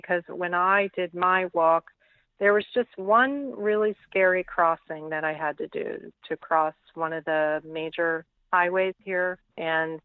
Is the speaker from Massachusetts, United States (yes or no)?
no; Philadelphia, Pennsylvania, United States; I'm a city girl. I was born and raised in Philadelphia.